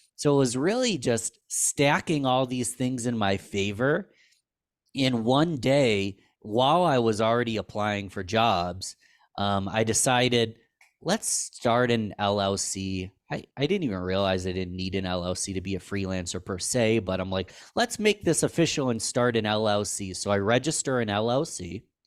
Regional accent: Rochester, New York, United States; I was from Rochester, New York

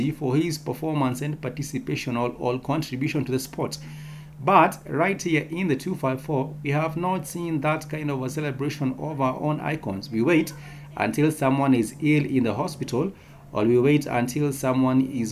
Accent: Kenya; as a Kenyan people

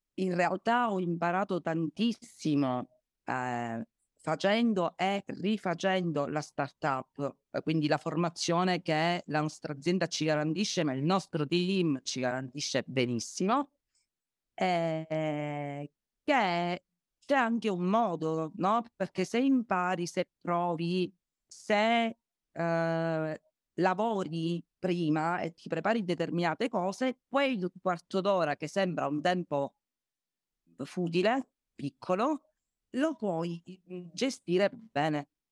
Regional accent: Agrigento, Sicily, Italy; io sono ad Agrigento, sono di Agrigento

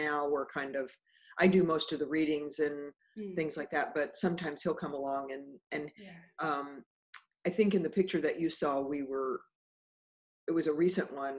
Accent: Wichita, Kansas, United States; moved away as an adult; now in Houston, United States; I was born and raised in Wichita, but I've been in Houston. Let's see, I'm 68 and I've been here since I was 18, except for about 3 years.

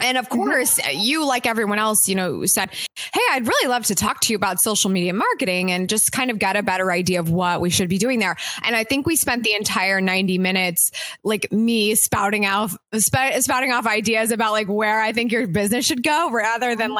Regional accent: Columbus, United States; my hometown of Columbus

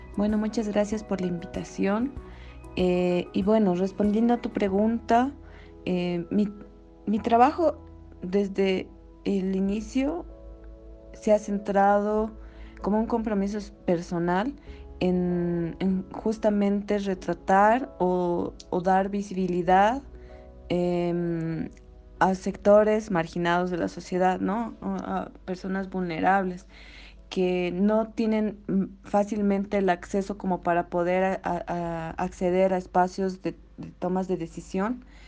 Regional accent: Bolivia; nuestra identidad como latinoamericanos o como bolivianos

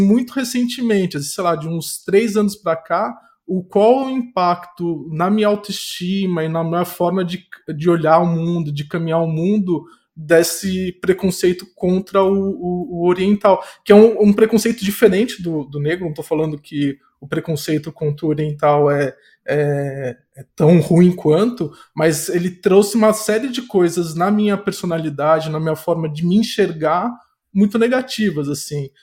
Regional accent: São Paulo, Brazil; eu fui criado em São Paulo.

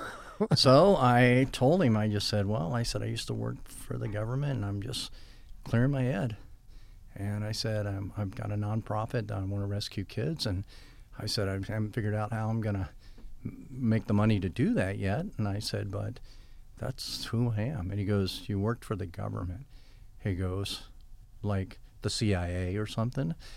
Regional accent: United States; I'm an American

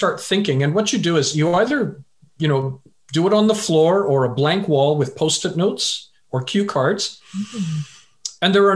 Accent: Vancouver, British Columbia, Canada; also born or lived in England; originally I was born in England, but I left when I was a wee lad.

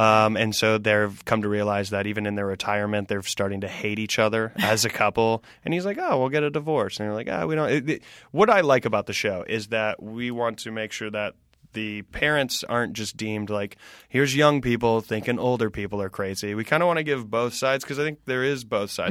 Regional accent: Greenville, South Carolina, United States; born or raised there; moved away as an adult; also born or lived in Spartanburg, South Carolina / Washington, D.C. / New York City

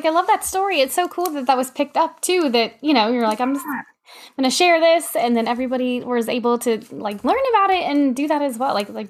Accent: the South, United States; Like I grew up in the South, but I'm actually from the Northwest. And so people are like, you have a funny accent.

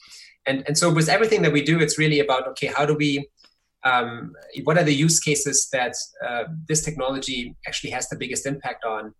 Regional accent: Germany; moved away; I grew up in Germany.

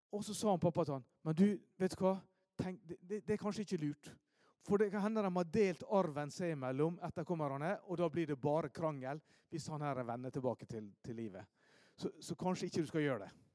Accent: Ålesund, Møre og Romsdal, Norway; Hjemme i Ålesund

